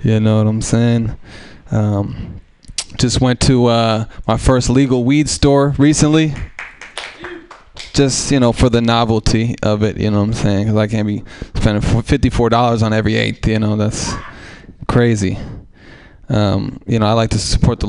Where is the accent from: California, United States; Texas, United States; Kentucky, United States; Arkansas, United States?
California, United States; Oakland; I grew up in East Oakland as a white person with no other white people around